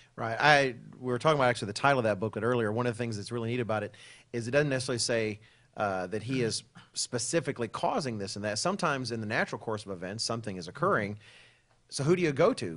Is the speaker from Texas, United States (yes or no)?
yes; Dallas, Texas, United States; moved away as an adult; growing up in Texas, living in the Dallas area